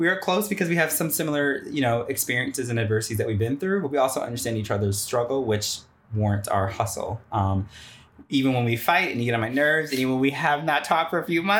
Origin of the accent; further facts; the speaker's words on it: Connecticut, United States; moved away; Connecticut, where I grew up